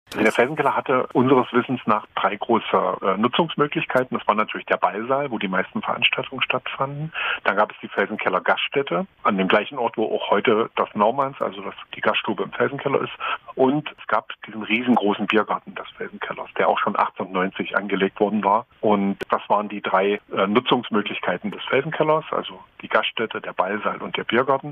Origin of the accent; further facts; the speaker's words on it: Dessau, Saxony-Anhalt, Germany; ich komme eigentlich aus Dessau und mhm. Äh, wohne da auch nach wie vor